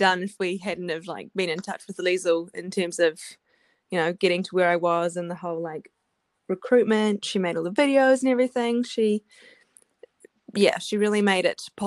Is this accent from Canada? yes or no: no; Wellington, New Zealand; moved away as an adult; also born or lived in Louisville, Kentucky; I'm from Wellington, so I've lived here.